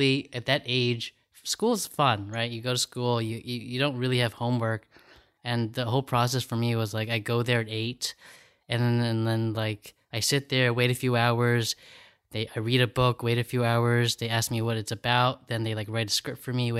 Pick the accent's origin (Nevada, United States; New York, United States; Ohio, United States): New York, United States; New York City; also born or lived in Long Beach, California; but then 6 months old, my parents moved to New York City. So I grew up in 63rd in York.